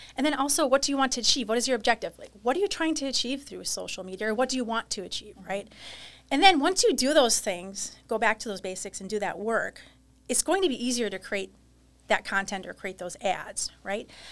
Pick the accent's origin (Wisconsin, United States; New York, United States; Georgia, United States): Wisconsin, United States; New Holstein; New Holstein, Wisconsin